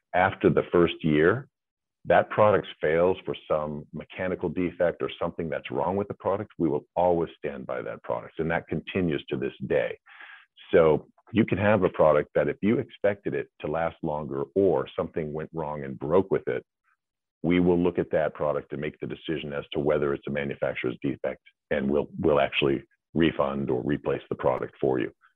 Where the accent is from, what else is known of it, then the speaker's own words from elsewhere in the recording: New Hampshire, United States; I grew up in New Hampshire